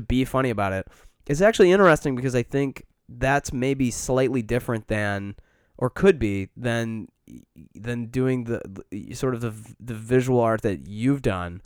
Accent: Midwest, United States; now in Chicago, United States; we grew up in the Midwest

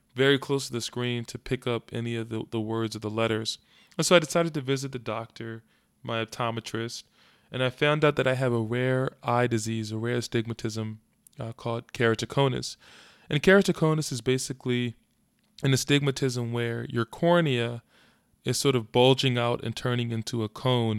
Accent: Philadelphia, Pennsylvania, United States; I was interning in my hometown of Philadelphia

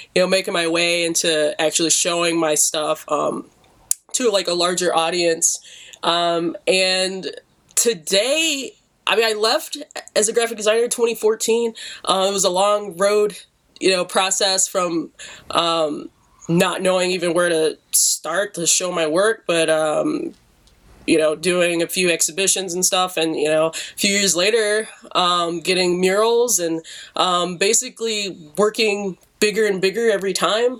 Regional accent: Detroit, Michigan, United States; me growing up in Detroit

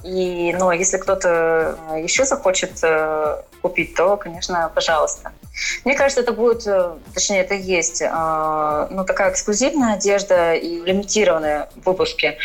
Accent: Krasnoyarsk, Krasnoyarsk Krai, Russia; moved away as an adult; also born or lived in Moscow; now in Florida, United States; я родилась именно в Сибири

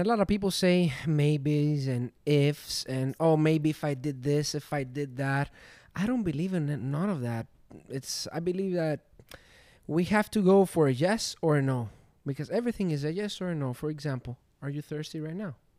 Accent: Glyfada, Attica, Greece; moved away as an adult; now in Miami, United States; I was born in Greece from Athens. My city is called Glyfada.

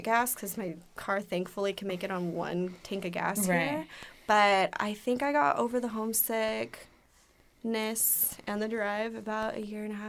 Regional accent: Los Banos, California, United States; moved away as an adult; now in Long Beach area, United States; they know I'm from Northern California. They know I'm from a small town.

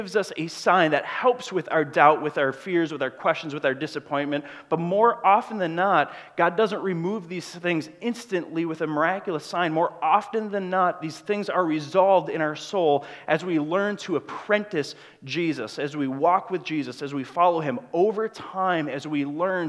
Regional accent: Grand Marais, Minnesota, United States; moved away as an adult; I'm from Grand Marais, Minnesota

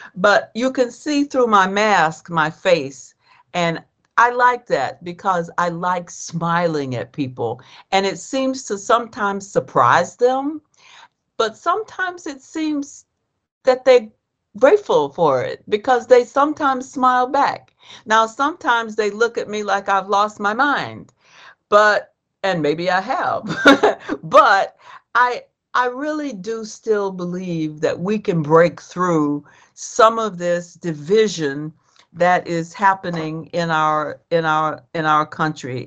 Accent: Georgia, United States; I grew up in Georgia, so I knew black people and I knew white people

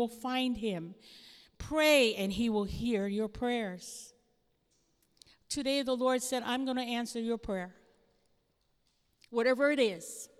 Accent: Hawaii, United States; moved away; I come from Hawaii.

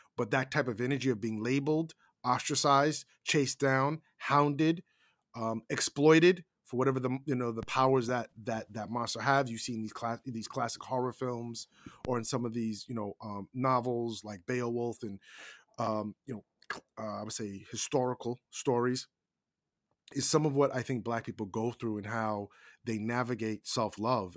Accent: United States; we as Americans

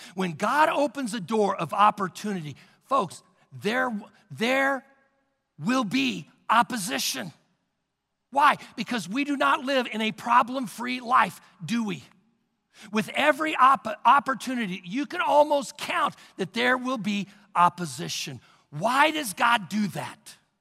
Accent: Missouri, United States; moved away; In Missouri, I come from Missouri, they, there's basements everywhere

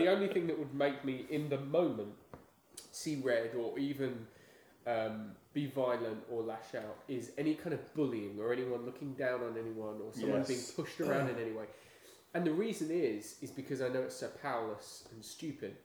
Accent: England, United Kingdom; now in United States; I'm British

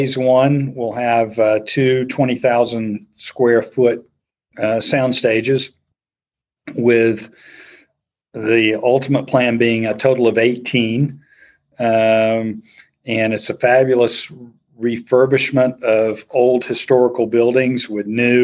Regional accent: the South, United States; I'm a guy from the South

